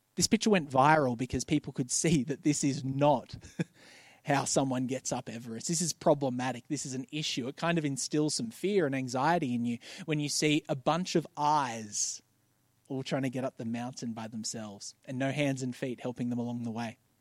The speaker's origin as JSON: {"language": "English", "town": "Bankstown", "region": "New South Wales", "country": "Australia", "tie": "born or raised there", "said": "I grew up in Bankstown"}